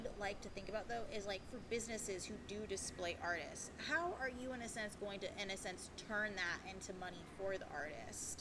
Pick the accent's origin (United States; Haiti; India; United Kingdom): United States; St. Petersburg, Florida; born or raised there